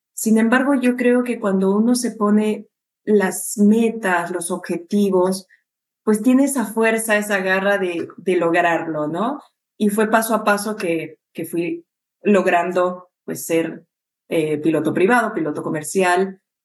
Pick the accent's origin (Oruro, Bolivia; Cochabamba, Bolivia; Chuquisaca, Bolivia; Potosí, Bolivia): Cochabamba, Bolivia; moved away as an adult; now in Peru; yo soy de Bolivia